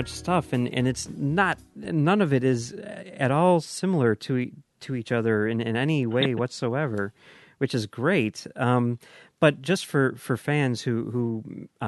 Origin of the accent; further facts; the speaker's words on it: Oak Park, Illinois, United States; now in Forest Park, United States; I'm in Forest Park. I grew up in Oak Park